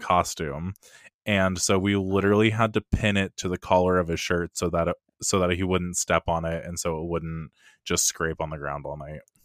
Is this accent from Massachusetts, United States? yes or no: no; Eugene, Oregon, United States; I'm recording from Not So Sunny, Eugene, Oregon, up in the West Coast